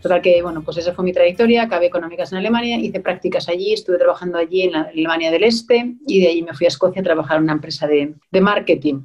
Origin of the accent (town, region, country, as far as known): Spain; moved away as an adult; also born or lived in Germany / Scotland